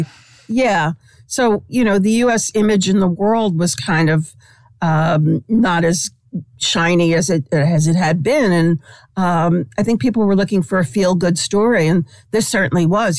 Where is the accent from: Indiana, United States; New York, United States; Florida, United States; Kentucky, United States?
New York, United States; New York City; now in California, United States; I grew up in Brooklyn in this tiny little far remote corner of Brooklyn